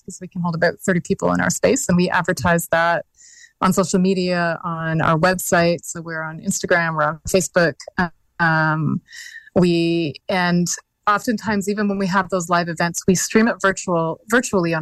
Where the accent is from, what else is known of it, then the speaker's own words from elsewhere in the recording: Carcross, Yukon, Canada; even where I'm from, we're from Carcross